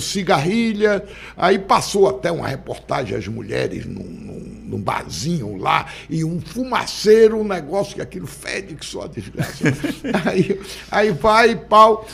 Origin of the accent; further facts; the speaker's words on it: Muquém do São Francisco, Bahia, Brazil; also born or lived in Rio de Janeiro; now in Salvador, Brazil; Eu venho lá do Muquendo São Francisco, do Riacho da Serra Branca